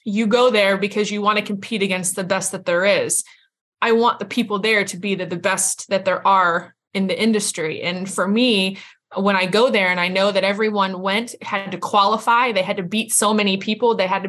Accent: New York, United States; now in Georgia, United States; I'm from New York originally. That's all New York has is hunters and jumpers. But we don't have them anymore around where we are. Like I'm down in Georgia and there's not many hunters down here.

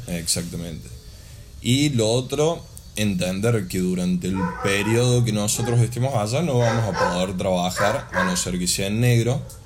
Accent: Argentina; also born or lived in Córdoba; Nosotros como argentinos

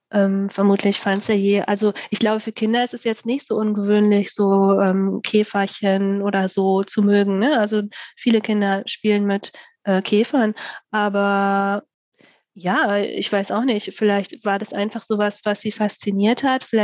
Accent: Bremen, Germany; komme halt äh, aus Bremen.

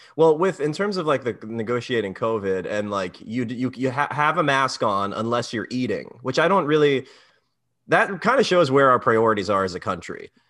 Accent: Maryland, United States; moved away as an adult; now in New York, United States; I'm from Maryland

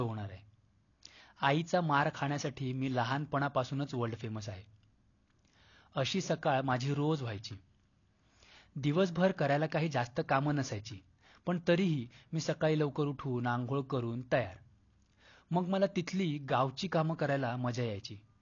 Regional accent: Mumbai, Maharashtra, India; born or raised there; also born or lived in Konkan

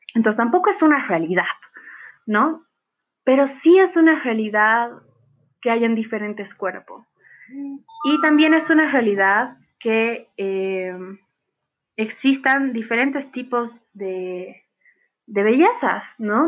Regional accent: Bolivia; also born or lived in La Paz, Bolivia; soy boliviana, mitad alemana, tengo nacionalidad alemana también

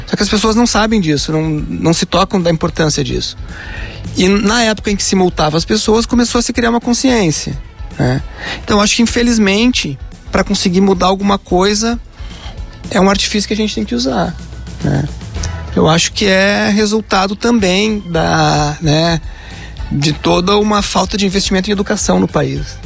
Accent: Rio Grande do Sul, Brazil; sou gaúcho, torcedor do Inter

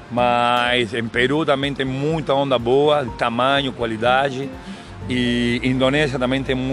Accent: Argentina; Portuguese is a second language; now in Itamambuca, Brazil; Bom dia galera … eu moro em Itamambuca, eu sou da Argentina, eu dou aula de surf e tenho mais 30 anos de surfista.

